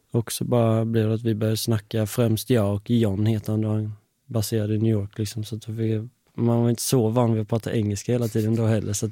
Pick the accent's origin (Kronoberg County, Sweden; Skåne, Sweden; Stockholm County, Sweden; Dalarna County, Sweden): Kronoberg County, Sweden; Älmhult; accent: småländska; moved away as an adult; Älmhult, Småland.